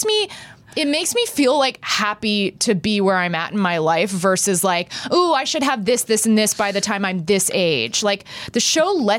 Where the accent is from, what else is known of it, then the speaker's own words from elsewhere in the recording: Texas, United States; moved away; when I was growing up in Texas